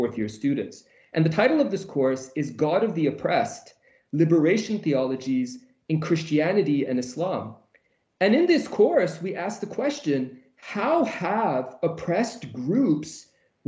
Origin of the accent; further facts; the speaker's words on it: Vancouver, British Columbia, Canada; moved away as an adult; also born or lived in Jordan; now in Edinburgh, United Kingdom; I am a Canadian Muslim. I come from a beautiful city named Vancouver